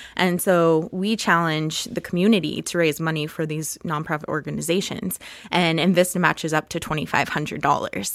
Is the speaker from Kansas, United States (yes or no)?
yes; Topeka, Kansas, United States; I grew up in Topeka